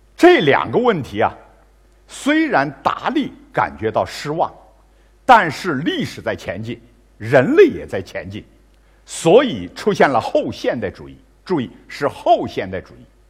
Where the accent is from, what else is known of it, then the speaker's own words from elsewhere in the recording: China; 包括我们中国人，买Gucci包包